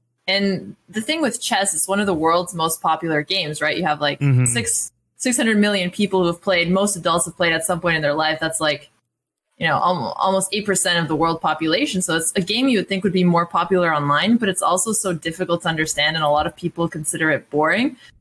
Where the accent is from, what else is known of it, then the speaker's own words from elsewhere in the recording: United States; also born or lived in New York / Oregon; we're American. I actually have an apartment in New York, and I'm here in Oregon where my family lives